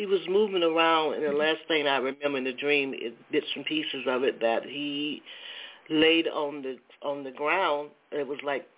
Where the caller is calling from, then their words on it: Atlanta, Georgia, United States; I'm calling from Georgia, Atlanta area.